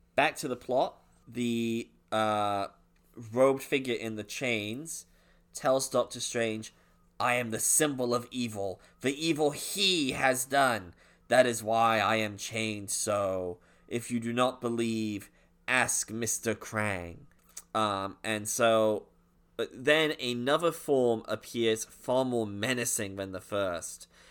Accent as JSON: {"language": "English", "country": "United Kingdom", "said": "I'm actually British."}